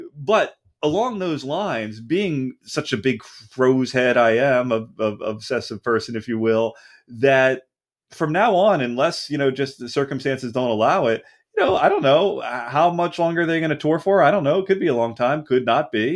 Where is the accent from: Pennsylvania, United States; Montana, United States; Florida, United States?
Pennsylvania, United States; Philadelphia; moved away as an adult; now in Southern California, United States; I'm originally from Philadelphia